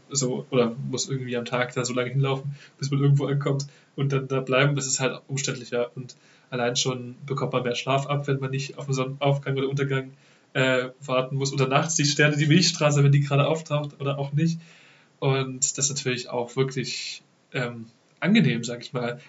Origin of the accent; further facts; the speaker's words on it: Dresden, Saxony, Germany; also born or lived in Ravensburg; Ich komme direkt aus Dresden